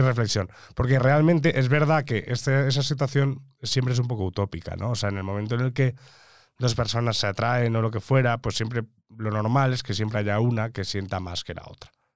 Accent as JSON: {"language": "Spanish", "area": "Majorca", "region": "Balearic Islands", "country": "Spain", "said": "yo como mallorquín y mediterráneo"}